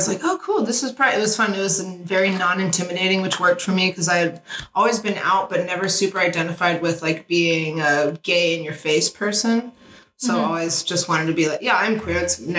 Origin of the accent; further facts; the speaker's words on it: Houston, Texas, United States; now in Austin, United States; I grew up in Houston, and honestly, I'm trying to remember if I ever went to Pride there, but I spent most of my, like, out youth life in Houston